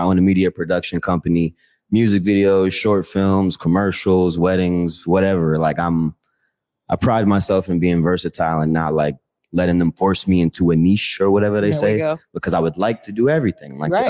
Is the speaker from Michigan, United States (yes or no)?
no; North Carolina, United States; now in Tacoma, United States; I'm from North Carolina. I'm here by way of Tacoma, though.